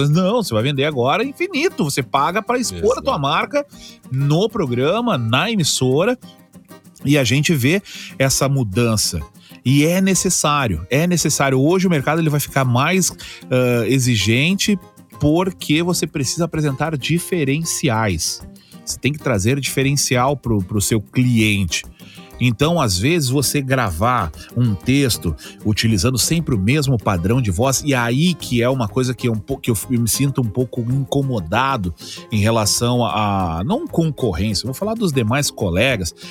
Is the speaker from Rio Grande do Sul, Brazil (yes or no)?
yes; Porto Alegre, Rio Grande do Sul, Brazil; accent: Porto Alegre; eu tinha muito problema do porto-alegrês Cara, eu ainda falo um pouco do Porto Alegreza, mas um pouco bem menos.